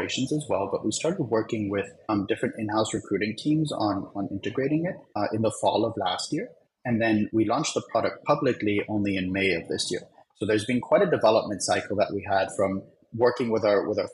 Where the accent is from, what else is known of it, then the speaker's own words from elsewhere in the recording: Germany; now in New York, United States; I'm from Germany